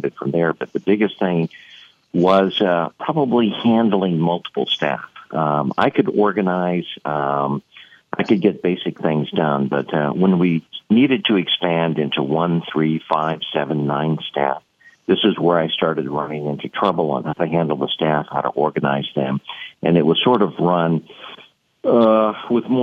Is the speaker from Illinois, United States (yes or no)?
no; St. Louis, Missouri, United States; I was from St. Louis, Missouri